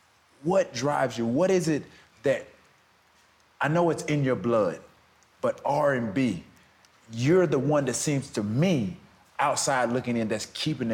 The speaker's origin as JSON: {"language": "English", "region": "the South", "country": "United States", "said": "I'm from the South"}